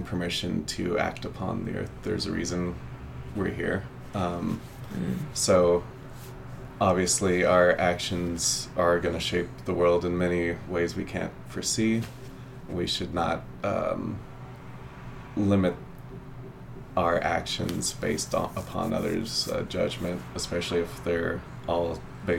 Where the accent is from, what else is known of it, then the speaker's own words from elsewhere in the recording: Kansas, United States; I'm from Kansas